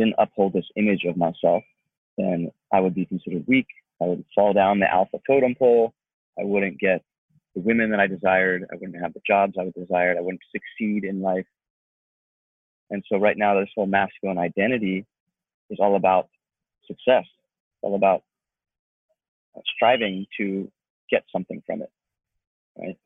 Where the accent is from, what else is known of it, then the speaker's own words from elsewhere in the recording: Atlanta, Georgia, United States; moved away as an adult; now in Los Angeles, United States; I'm from Atlanta, Georgia. And I moved out to LA after my inner transformation started.